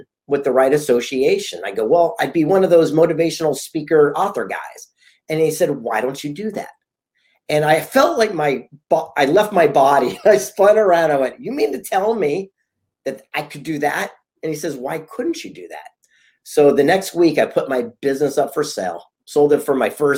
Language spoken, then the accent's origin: English; San Diego, California, United States; I grew up a yuppie kid here on the beach in Southern California in San Diego